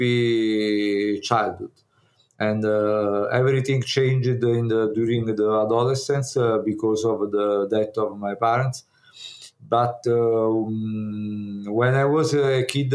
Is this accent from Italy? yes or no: yes; Naples, Campania, Italy; English is a second language; I was born in Naples. I grew up in Naples